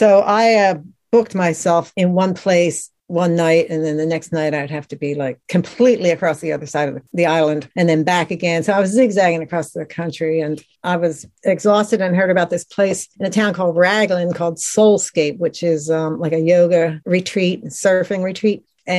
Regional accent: Atlantic City, New Jersey, United States; now in Outer Banks, United States; I'm originally from Atlantic City, New Jersey, which is a kind of a beach tourist town. And now I moved to the Outer Banks, which is a tourist town.

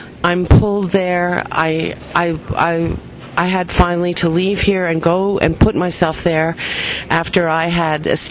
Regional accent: United States; moved away as an adult; now in Dominican Republic; I'm from America

